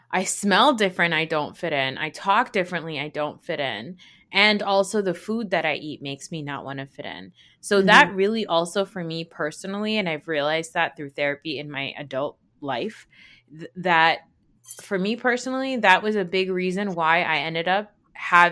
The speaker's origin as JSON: {"language": "English", "country": "United States", "tie": "born or raised there", "said": "as a South Asian growing up in America"}